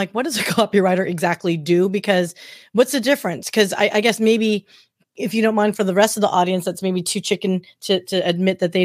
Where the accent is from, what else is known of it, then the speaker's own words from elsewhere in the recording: Anaheim, California, United States; moved away as an adult; I'm from Anaheim Hills